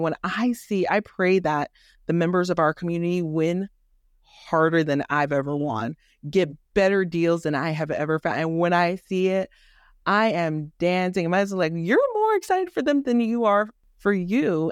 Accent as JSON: {"language": "English", "town": "Miami", "region": "Florida", "country": "United States", "tie": "born or raised there", "also_born_or_lived": "Haiti", "moved": "yes", "lives_now": "Georgia, United States", "said": "I was born in Haiti, raised in the inner city of Miami"}